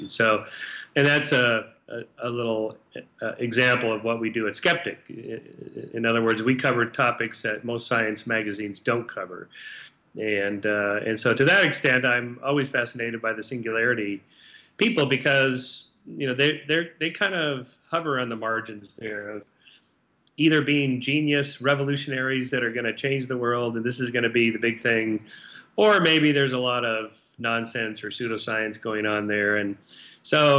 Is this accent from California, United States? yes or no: yes; Southern California, United States; I grew up in Southern California